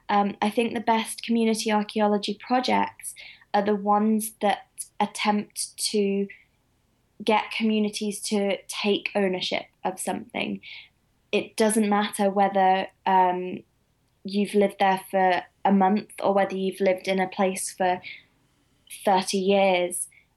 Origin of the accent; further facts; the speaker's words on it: England, United Kingdom; I'm from the Midlands. I'm probably just a mutt.